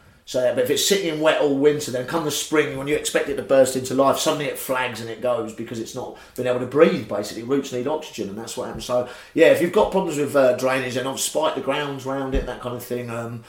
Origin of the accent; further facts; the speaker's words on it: London, United Kingdom; I'm a Londoner, so I garden in small spaces.